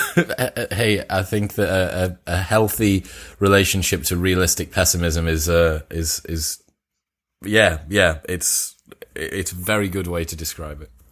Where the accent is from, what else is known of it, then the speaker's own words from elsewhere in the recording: Teesside, North East England, United Kingdom; I'm from Teesside